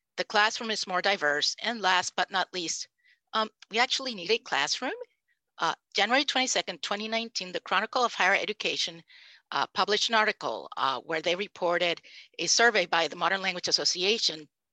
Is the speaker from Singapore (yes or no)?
no; Puerto Rico; first language Spanish; English is a second language; I am Puerto Rican. My first language was Spanish.